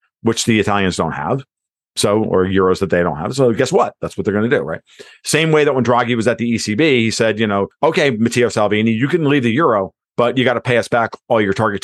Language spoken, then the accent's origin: English; New York, United States; I'm just from New York